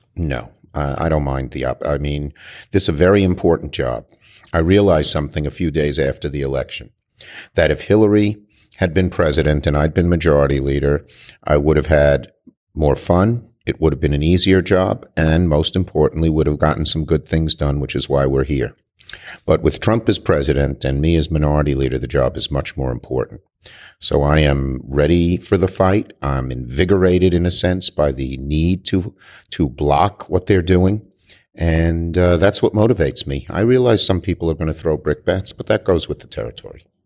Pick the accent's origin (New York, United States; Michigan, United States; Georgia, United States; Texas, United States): New York, United States; I'm a New Yorker